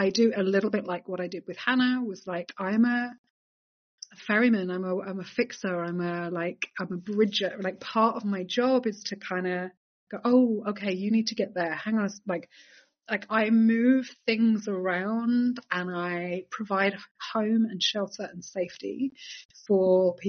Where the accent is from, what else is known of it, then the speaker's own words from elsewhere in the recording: Hyères, Provence-Alpes-Côte d'Azur, France; I was born in Yer, in Provence, in the south of France, on the Magdalen line.